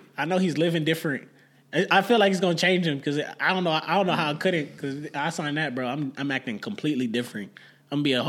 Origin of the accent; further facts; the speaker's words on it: Texas, United States; we're from Texas.